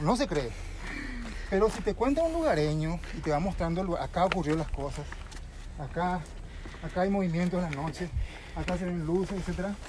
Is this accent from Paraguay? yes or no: yes; Yaguarón, Paraguarí, Paraguay; como nací acá en Llevarón, crecí